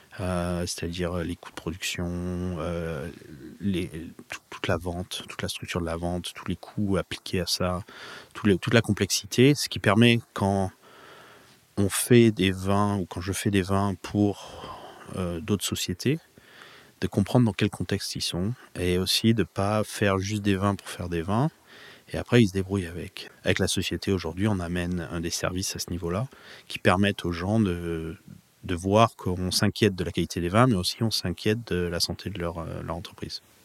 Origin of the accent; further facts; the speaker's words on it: Provence-Alpes-Côte d'Azur, France; moved away as an adult; now in Napa Valley, United States; J'ai grandi en Provence